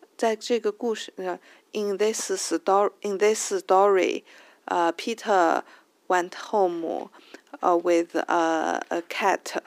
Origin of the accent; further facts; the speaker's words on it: China; English is a second language; ever since I went back to China, I was worried that uh, my English level could be uh, slow down